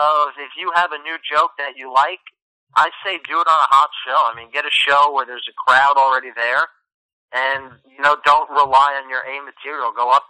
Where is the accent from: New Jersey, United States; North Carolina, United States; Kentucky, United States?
New Jersey, United States; also born or lived in Staten Island, New York / upstate New York; I was born in Staten Island, lived in upstate New York and Staten Island for a little, and I've been in Jersey since I'm about 6 years old.